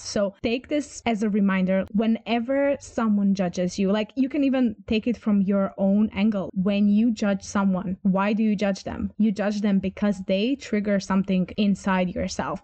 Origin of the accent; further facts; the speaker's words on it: Croatia; English is a second language; I am from Croatia, meaning from the Balkans